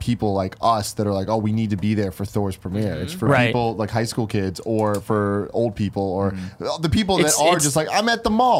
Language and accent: English; San Francisco, California, United States; In my entire time growing up in San Francisco